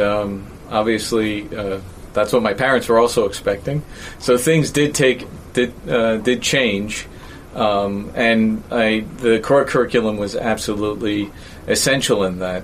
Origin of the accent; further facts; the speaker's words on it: New York, United States; moved away; I, grew up in New York, uh, as you probably know and can tell by my accent